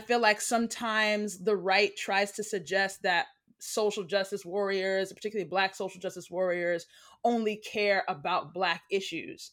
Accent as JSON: {"language": "English", "country": "United States", "said": "I am American. I'm Black American. Um, my family is all pretty much from here, from the States."}